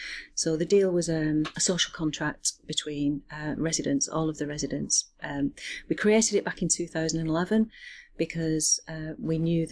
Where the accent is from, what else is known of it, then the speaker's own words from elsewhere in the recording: Bolton, North West England, United Kingdom; I'm from Bolton, still live in Bolton.